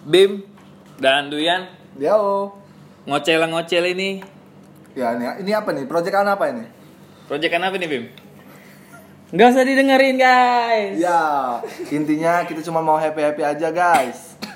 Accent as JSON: {"language": "Indonesian", "town": "Palembang", "region": "South Sumatra", "country": "Indonesia", "said": "Tapi kan memang kita ini kan dari Palembang ya sudah kita bawa bahasa Palembang be."}